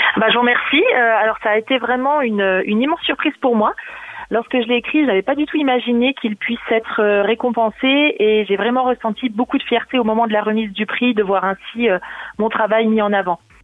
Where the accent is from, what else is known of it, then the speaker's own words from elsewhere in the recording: Vosges, Grand Est, France; moved away as an adult; now in Burgundy, France; je suis originaire des Vosges